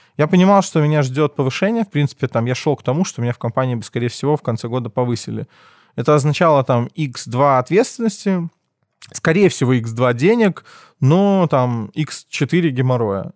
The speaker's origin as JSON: {"language": "Russian", "region": "Minsk", "country": "Belarus", "tie": "born or raised there", "said": "Я родился в Минске, учился в школе сначала в 22-й, первый класс"}